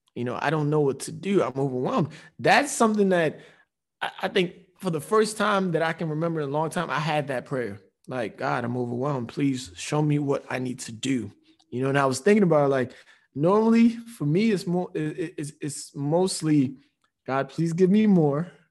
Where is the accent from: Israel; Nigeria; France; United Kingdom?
Nigeria; with us being Nigerian, it's the Nigerian way, too